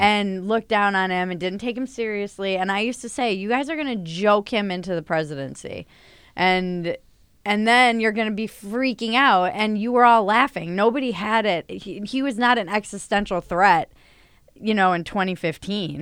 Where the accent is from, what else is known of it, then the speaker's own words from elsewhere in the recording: Northeast, United States; moved away as an adult; now in Los Angeles, United States; I come from the Northeast